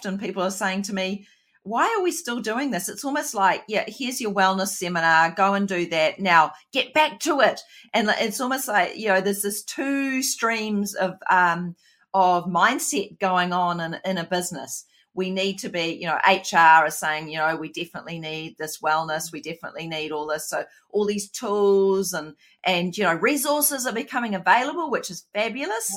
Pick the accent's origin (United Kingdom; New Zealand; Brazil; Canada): New Zealand; accent: Kiwi; my Kiwi accent's gone a bit more deep